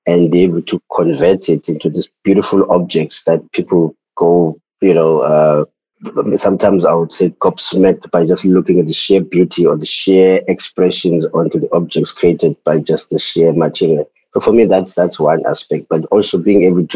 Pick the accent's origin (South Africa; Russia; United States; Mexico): South Africa; Eastern Cape; moved away as an adult; now in Cape Town, South Africa; I am from the countryside here in South Africa, the Eastern Cape. That is where I grew up